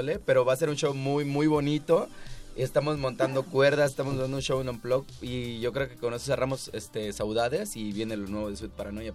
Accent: Acapulco, Guerrero, Mexico; nosotros somos de Acapulco

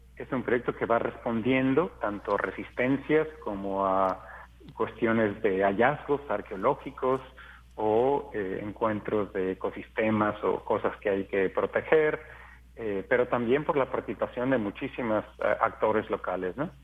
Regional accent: Mexico; para mí como mexicano

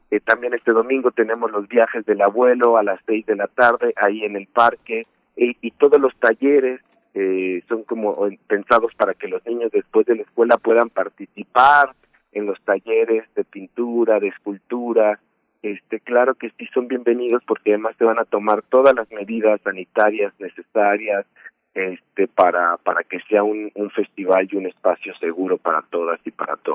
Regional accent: Mexico City, Mexico; barrios este que donde crecimos porque la misma sociedad nos orillaba a, sentirnos mal de, decir, no, pues soy de la Pantitlán, soy de Nesa, soy de Tacubaya, soy del Cerro del Judío

